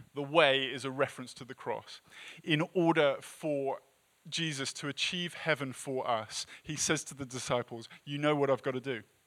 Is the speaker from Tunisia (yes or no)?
no; England, United Kingdom; moved away as an adult; now in United States; as an English person